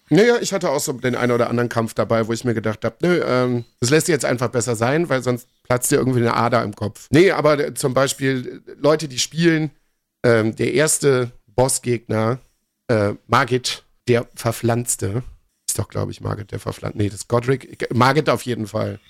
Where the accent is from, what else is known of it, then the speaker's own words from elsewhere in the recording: Viersen, North Rhine-Westphalia, Germany; moved away; Wir haben bei uns in Viersen zwei Gymnasien direkt hintereinander